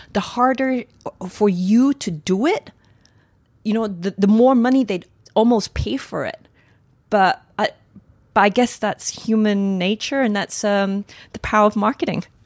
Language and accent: English; Australia; moved away as an adult; I come from Australia originally